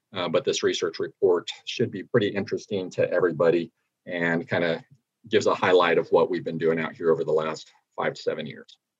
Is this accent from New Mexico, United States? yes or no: yes; New Mexico, United States; moved away; my home state of New Mexico